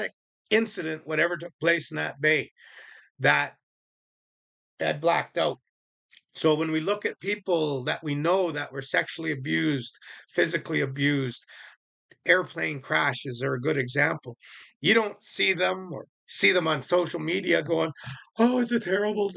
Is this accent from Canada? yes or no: yes; Indian Reserve, Vancouver, British Columbia, Canada; also born or lived in Shawnigan Lake, Canada; I was brought up on Indian Reserve. And when I moved to the cities, I was in the east side of Vancouver